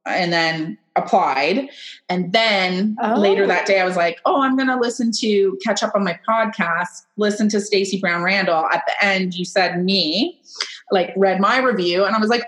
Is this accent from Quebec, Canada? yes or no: no; Kitchener, Ontario, Canada; now in Wellesley, Canada; I'm from Kitchener